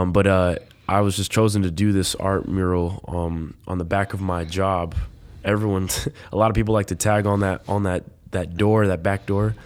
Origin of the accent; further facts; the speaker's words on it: Los Angeles, California, United States; moved away; I grew up in Los Angeles.